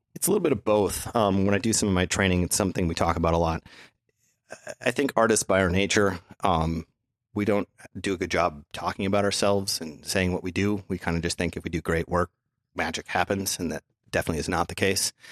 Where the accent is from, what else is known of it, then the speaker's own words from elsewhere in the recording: Minnesota, United States; growing up in Minnesota